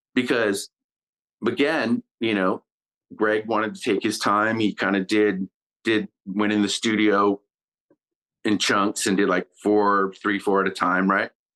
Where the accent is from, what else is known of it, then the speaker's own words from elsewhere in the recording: Kitimat, British Columbia, Canada; my childhood in Kitimat